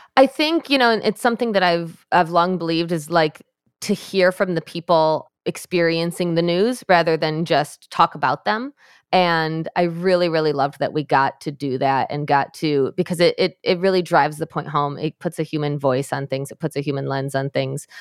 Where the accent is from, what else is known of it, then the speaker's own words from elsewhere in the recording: Michigan, United States; my home state of Michigan where I am